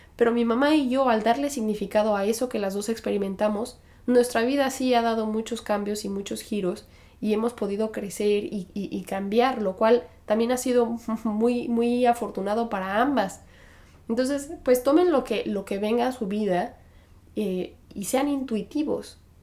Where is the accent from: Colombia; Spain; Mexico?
Mexico; moved away; soy de México